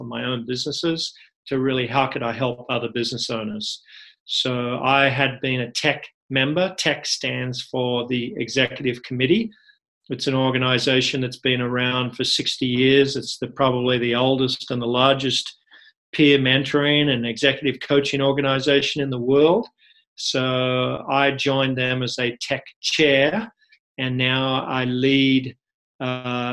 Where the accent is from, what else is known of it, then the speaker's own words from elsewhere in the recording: Australia; moved away; I'm originally from Australia